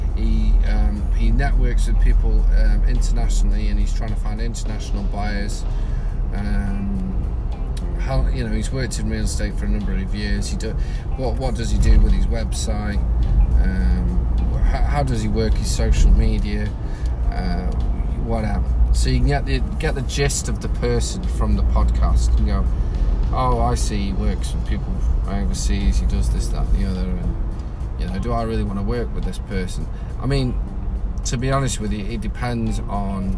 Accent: England, United Kingdom; now in Australia; I'm English. We don't bother speaking other people's languages

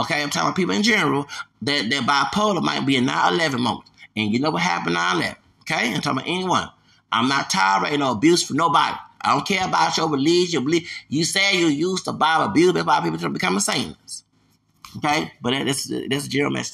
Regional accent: United States; I'm American.

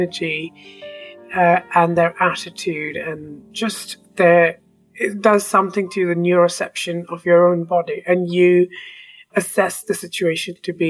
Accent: India; moved away as an adult; also born or lived in England; now in Canada; I was born in India. I was sent to a British school in India. Then I left India to go study in England

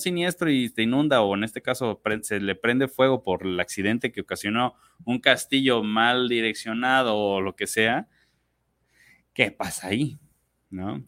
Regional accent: Mexico; nosotros como mexicanos

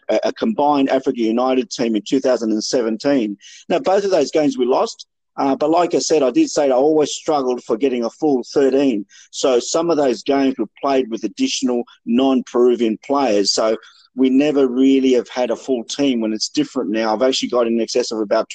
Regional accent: Sydney, New South Wales, Australia; moved away as an adult; also born or lived in Peru; now in Melbourne, Australia; originally from Sydney most of my life

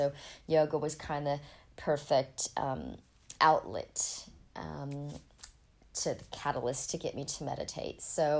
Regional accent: Ohio, United States; born there; also born or lived in Colorado; I was born in Ohio. It was actually quite cold there in winter

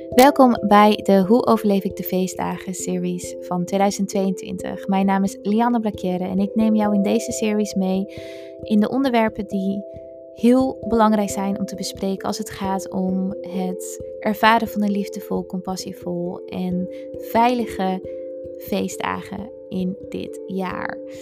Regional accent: Friesland, Netherlands; moved away as an adult; now in Amsterdam, Netherlands; Ik kom uit Friesland oorspronkelijk

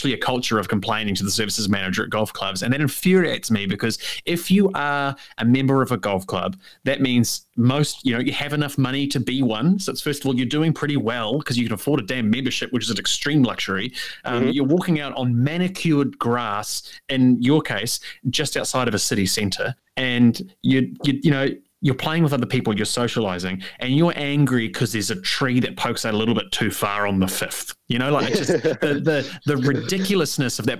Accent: Waikato, New Zealand; now in Auckland, New Zealand; growing up in the Waikato

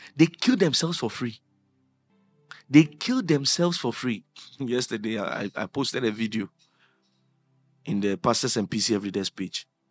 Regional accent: Accra, Greater Accra, Ghana; I grew up in Anadaraka. That's where we grew up. The Ghana Commercial Bank, the tower.

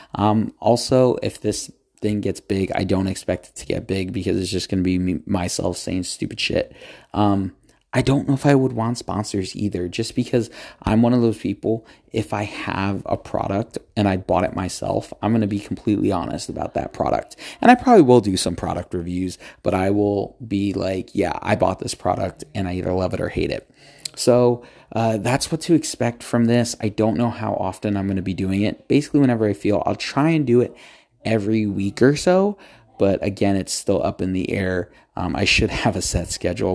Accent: United States; I'm from the United States

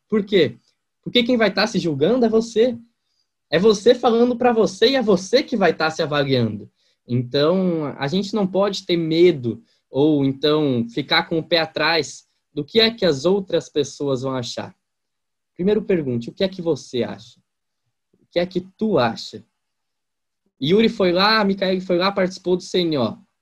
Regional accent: interior of Santa Catarina, Brazil; accent: strongly rolled R; now in Gaspar, Brazil

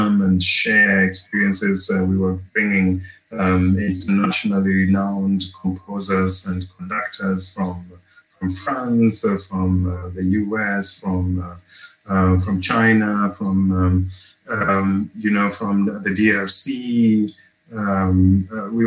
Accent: Kenya; being Kenyan

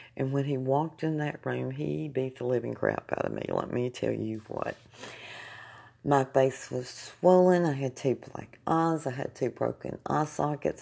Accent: Jasper, United States; moved away; moved back to my hometown of Jasper

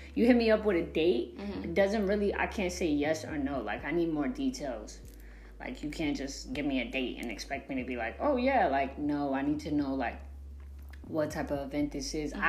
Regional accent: the South, United States; also born or lived in New Jersey; I'm from up north, but I was raised in the South.

